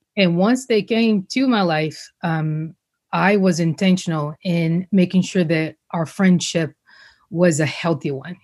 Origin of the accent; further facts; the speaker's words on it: Rio de Janeiro, Brazil; now in United States; growing up in Brazil, this was before I knew I was going to come to the States.